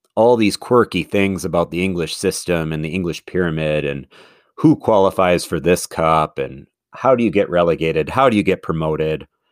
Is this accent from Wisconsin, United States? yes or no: yes; Madison, Wisconsin, United States; moved away; Madison is my home city. I love that I'm from Madison.